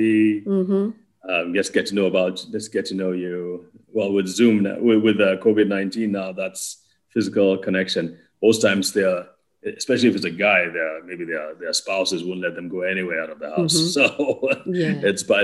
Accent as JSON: {"language": "English", "country": "Nigeria", "also_born_or_lived": "Wales (possibly ASR error) / United States", "lives_now": "Abuja, Nigeria", "said": "I grew up in Wales. I'm from Nigeria."}